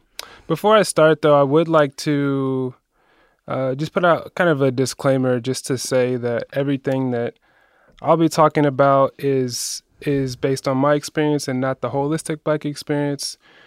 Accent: Columbus, Ohio, United States; You know, so I'm from Columbus originally. Not really a specific neighborhood in Columbus.

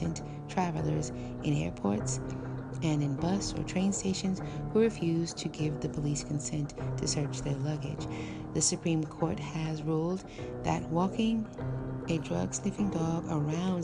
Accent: United States; me living and growing up in America

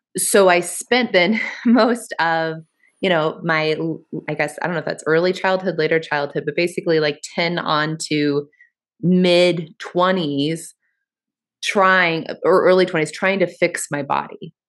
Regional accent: Kansas area, United States; moved away as an adult; also born or lived in Western Massachusetts / Boulder; I'm, I'm from the Kansas area.

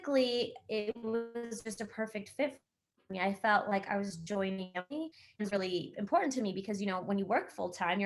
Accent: Michigan, United States; moved away as an adult; also born or lived in Canada / Cincinnati, Ohio / Cleveland, Ohio; now in Louisville, United States; I was born in Canada, and I grew up in Michigan.

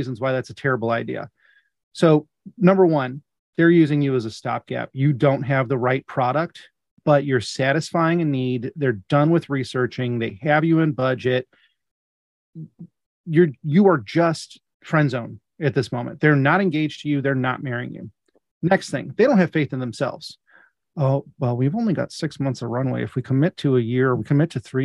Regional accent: Midwest, United States; I'm from the Midwest

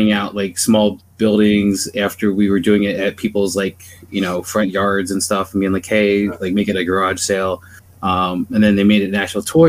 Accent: Pennsylvania, United States; also born or lived in New Jersey / Maryland; now in Minnesota, United States; I grew up in Pennsylvania. I've lived in New Jersey, Pennsylvania, Maryland, and Minnesota

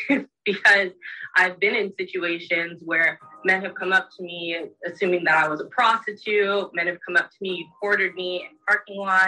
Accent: California, United States; I'm from California

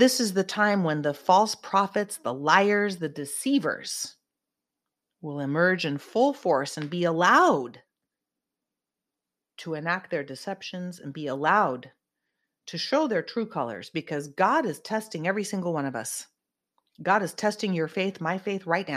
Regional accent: Silicon Valley, California, United States; I'm from Silicon Valley

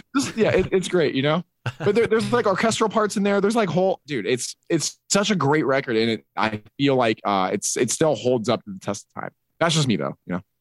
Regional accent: Utah, United States; a four three five in there for my my hometown

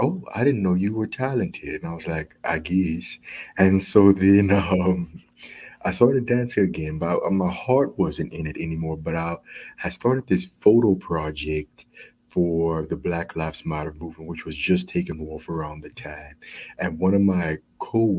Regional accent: Charlotte, North Carolina, United States; I was born in Charlotte, North Carolina

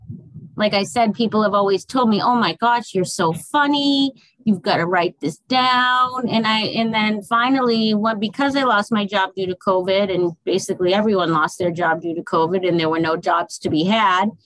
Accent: Massachusetts, United States; moved away as an adult; now in Fort Myers, United States; I am originally from Massachusetts

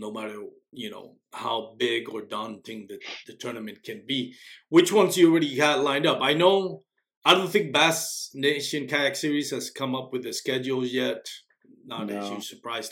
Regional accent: Texas, United States; I'm from Texas

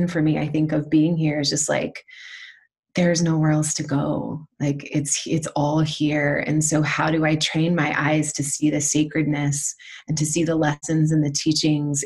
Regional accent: Alabama, United States; moved away as an adult; I've just settled about 4 months ago in my hometown in Alabama

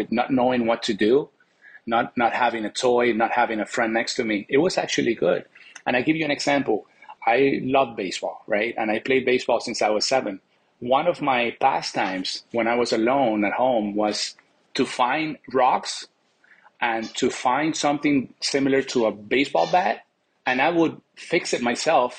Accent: Venezuela; moved away; growing up in Venezuela was amazing.

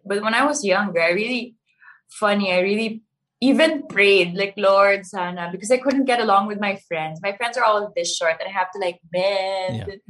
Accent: Baguio, Cordillera Administrative Region, Philippines; I grew up in Baguio, but then my family didn't really, speak Tagalog at home.

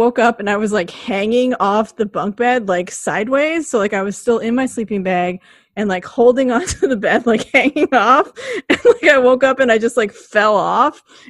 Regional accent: West Coast, United States; I'm from the West Coast

